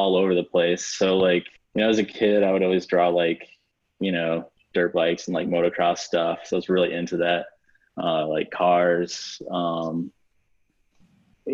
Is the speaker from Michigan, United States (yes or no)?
yes; Detroit, Michigan, United States; moved away as an adult; born and raised in Michigan. So like Southeast Michigan, Metro Detroit area